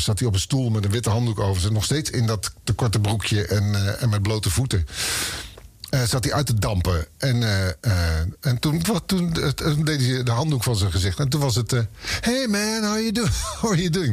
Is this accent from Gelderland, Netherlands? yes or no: yes; Oosterbeek, Gelderland, Netherlands; ik kwam uit Oosterbeek bij Arnhem in de buurt